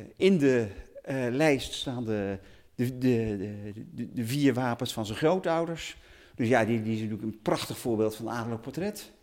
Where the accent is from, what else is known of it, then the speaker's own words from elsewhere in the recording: Utrecht, Netherlands; Ik ben Utrechter van geboorte, geboorte. Ik heb dus eh, eh, mijn hele leven in Utrecht gewoond op een halfjaartje Duitsland